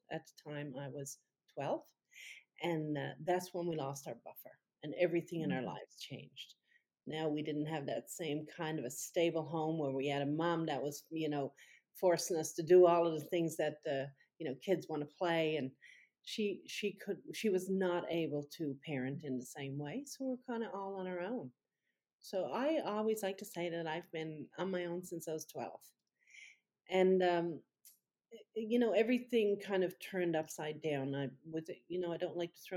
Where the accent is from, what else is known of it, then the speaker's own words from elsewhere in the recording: Newfoundland and Labrador, Canada; I come from Newfoundland, which is the next the province that's farthest east in Canada